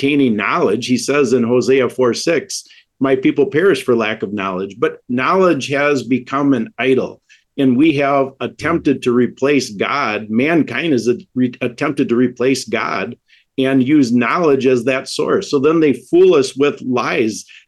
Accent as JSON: {"language": "English", "region": "Wisconsin", "country": "United States", "said": "I'm from Wisconsin"}